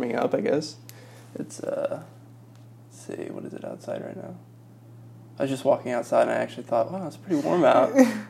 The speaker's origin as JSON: {"language": "English", "town": "Wheeler", "region": "Indiana", "country": "United States", "tie": "born or raised there", "said": "I'm from Northwest Indiana, so not too far from here. I grew up in a town called Wheeler. It's very close to like Portage and Valparaiso, Indiana."}